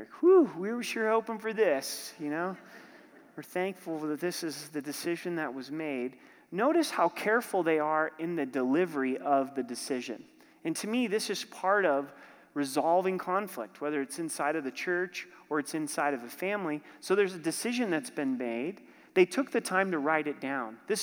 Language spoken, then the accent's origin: English; Oregon, United States; My pastor growing up in Oregon, he started a church in Southern Oregon